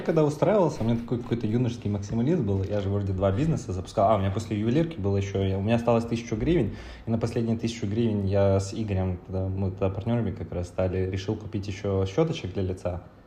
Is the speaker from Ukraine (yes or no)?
yes; Chernivtsi, Chernivtsi Oblast, Ukraine; moved away; родился я в маленьком городе в Украине под названием Черноцы. Это близко к границе Румынии с Молдавией.